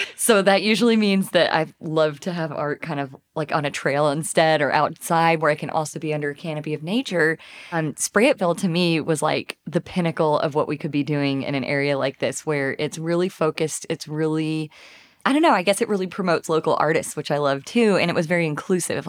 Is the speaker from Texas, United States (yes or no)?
yes; Tyler, Texas, United States; now in Fayetteville, United States; I'm from Tyler, Texas